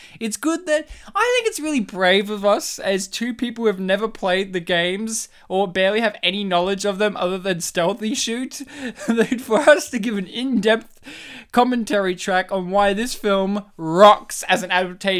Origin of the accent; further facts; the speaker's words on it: Poland; because we're spitting Polish, likingly, because while we're spitting, we're both Polish.